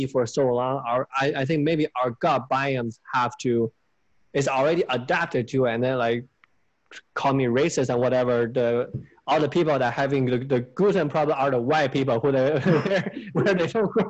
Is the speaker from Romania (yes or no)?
no; China; moved away; when I was growing up in China